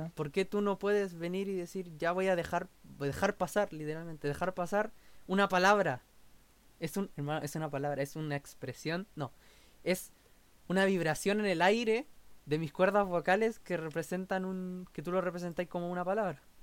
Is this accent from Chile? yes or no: yes; Chile; nosotros como chilenos